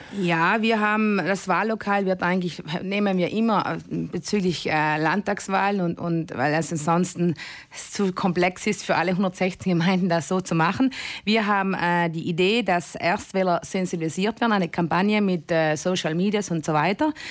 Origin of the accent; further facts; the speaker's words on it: South Tyrol, Trentino-Alto Adige, Italy; wir als Südtiroler Jugendliche